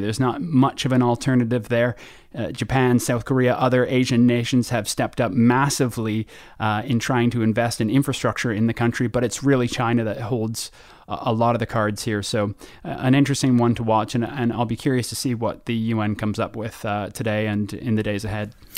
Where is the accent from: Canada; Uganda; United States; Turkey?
Canada; now in United Kingdom; as a Canadian here in Britain